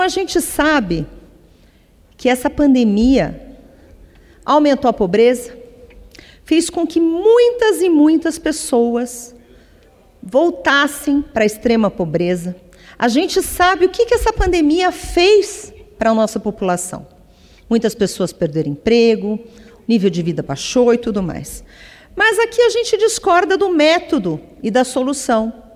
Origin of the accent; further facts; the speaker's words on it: Brazil; Todos somos brasileiros